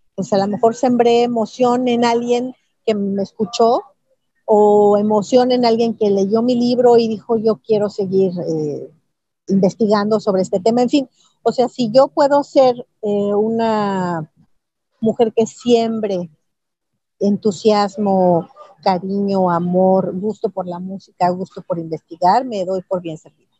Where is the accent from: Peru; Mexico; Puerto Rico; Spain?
Mexico; estaba yo como mexicana y además representando no nada más a México